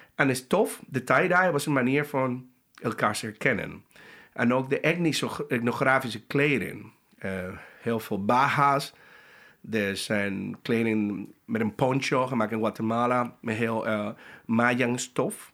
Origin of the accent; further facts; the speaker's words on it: Panama; Dutch is a second language; moved away; Ik kom uit Panama